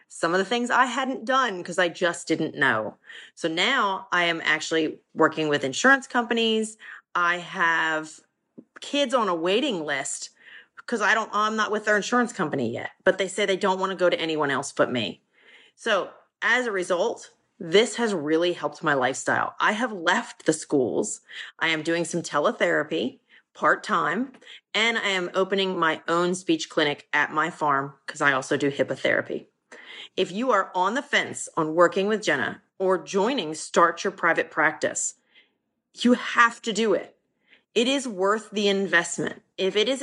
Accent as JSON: {"language": "English", "region": "Central Virginia", "country": "United States", "said": "I'm from Central Virginia"}